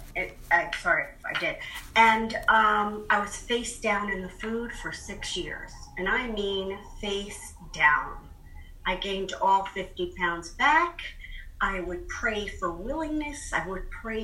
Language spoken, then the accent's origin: English; Boston, Massachusetts, United States; I'm from Boston